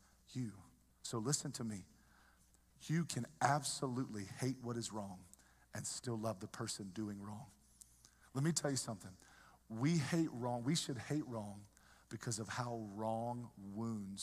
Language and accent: English; the South, United States; moved away; I grew up in the South. We love everybody down South.